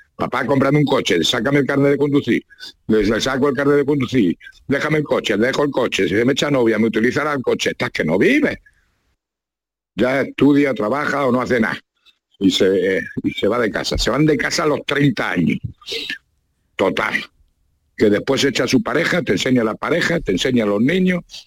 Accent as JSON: {"language": "Spanish", "region": "La Mancha", "country": "Spain", "said": "yo soy manchego"}